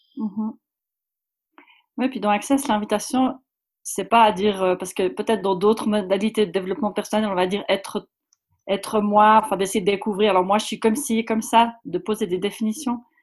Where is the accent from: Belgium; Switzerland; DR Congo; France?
Switzerland; je viens de Suisse